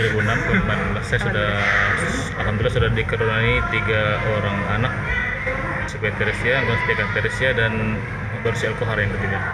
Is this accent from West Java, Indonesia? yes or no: no; Bangka Belitung Islands, Indonesia; saya dari Belitung